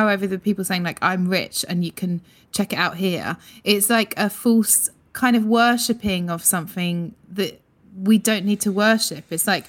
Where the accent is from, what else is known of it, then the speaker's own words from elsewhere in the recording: Broadstairs, South East England, United Kingdom; Broadstairs, Kent.